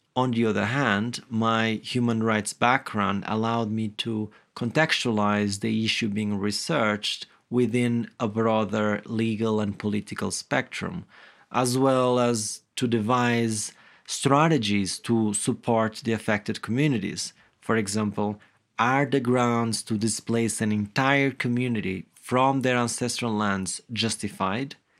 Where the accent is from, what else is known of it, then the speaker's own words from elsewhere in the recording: Guimarães, Norte, Portugal; I grew up in a small village in the present-day city of Guimarães, which is known to be the birthplace of Portugal.